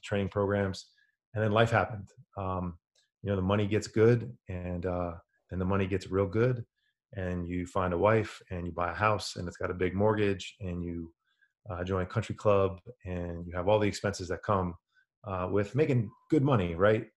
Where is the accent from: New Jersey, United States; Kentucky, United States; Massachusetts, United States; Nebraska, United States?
New Jersey, United States; New York City area; I'm from the New York City area, New Jersey